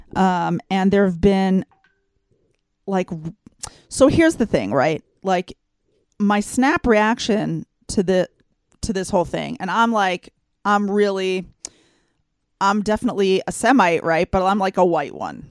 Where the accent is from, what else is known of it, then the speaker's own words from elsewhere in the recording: Texas, United States; now in Israel; I grew up in Texas